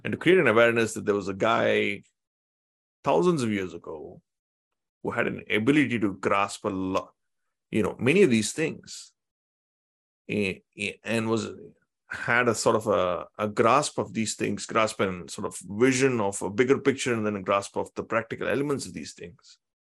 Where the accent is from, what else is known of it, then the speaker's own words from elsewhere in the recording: Tamil Nadu, India; I come from Tamil Nadu